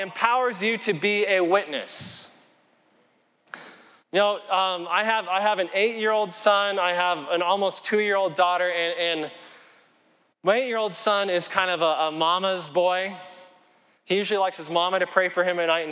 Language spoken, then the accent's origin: English; Colorado, United States; I'm from Colorado